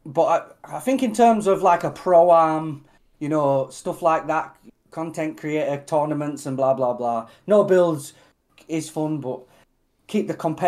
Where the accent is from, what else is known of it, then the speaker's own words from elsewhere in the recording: Australia; but I'm an Aussie guy, do you know what I mean? Like, I absolutely love Aussie